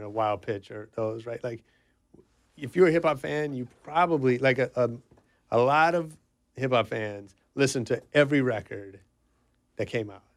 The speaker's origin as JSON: {"language": "English", "area": "the Bay Area", "region": "California", "country": "United States", "said": "I'm from the Bay"}